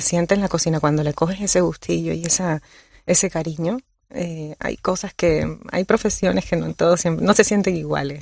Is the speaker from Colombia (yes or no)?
yes; Colombia; now in Canary Islands, Spain; nací en Colombia y llevo 20 años ya viviendo en, Canarias